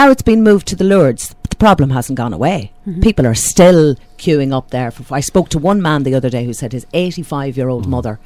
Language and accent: English; Dundalk, Leinster, Ireland; I'm born and bred in Blackrock. Mm-hmm. I've lived in Dundalk all my life.